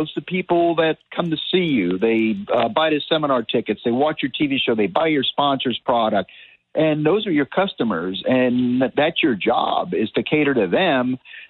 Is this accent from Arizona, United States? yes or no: no; Miami, Florida, United States; As a teenager, I used to fish the banks of a local canal where I grew up in Miami, get largemouth.